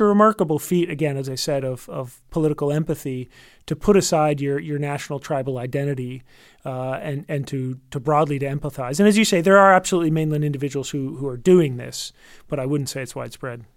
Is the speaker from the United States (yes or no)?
yes; United States; as an American